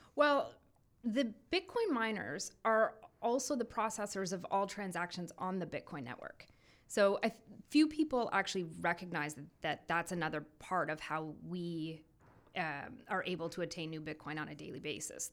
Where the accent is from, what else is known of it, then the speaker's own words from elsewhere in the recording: Belleville, Ontario, Canada; also born or lived in Ottawa; I am originally from Belleville, Ontario